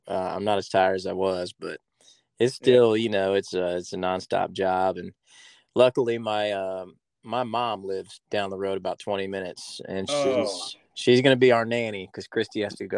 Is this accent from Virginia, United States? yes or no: yes; Virginia, United States; moved away as an adult; now in Nashville, United States; Yeah, man, I'm from Virginia, between the ocean and the mountains.